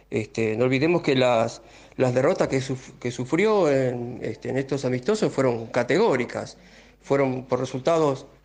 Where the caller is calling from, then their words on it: Bernal, Buenos Aires Province, Argentina; Hola, buenas noches, Beto y a toda la audiencia de Vuelo en mí. Bueno … de Bernal.